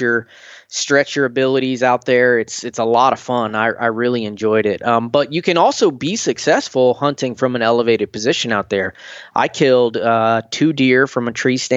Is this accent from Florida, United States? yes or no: yes; Northwest Florida, United States; moved away as an adult; also born or lived in Georgia / Colorado / Watertown, New York; now in Savannah, United States; where I grew up in Northwest Florida